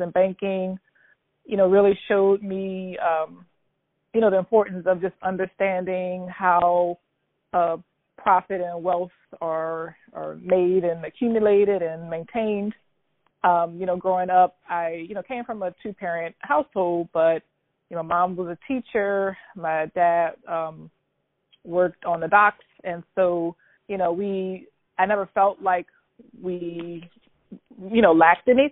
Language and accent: English; New Orleans, Louisiana, United States; I'm born and raised in New Orleans, Louisiana, where I currently reside